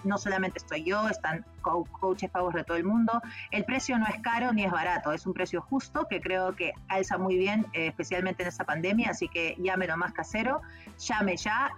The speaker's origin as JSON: {"language": "Spanish", "country": "Peru", "said": "yo soy peruana"}